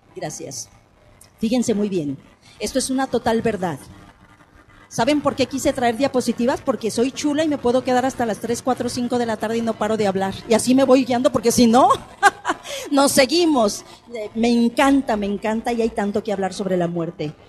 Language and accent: Spanish; Mexico; somos los mexicanos